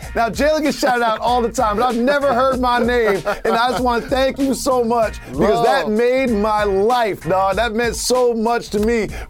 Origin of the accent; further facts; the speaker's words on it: New York City, New York, United States; as a New Yorker